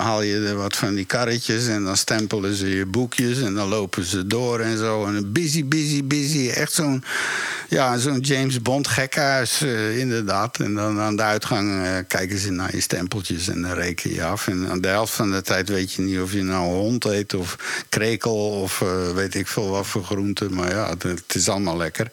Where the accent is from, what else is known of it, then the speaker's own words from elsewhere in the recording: Woerden, Utrecht, Netherlands; moved away; also born or lived in New York; waar ik opgegroeid ben in Woerden, in Nederland